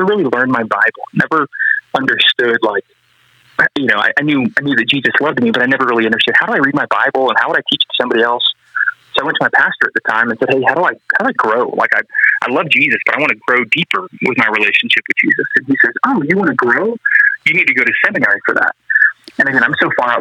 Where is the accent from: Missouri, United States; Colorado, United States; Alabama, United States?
Colorado, United States; I grew up here in Colorado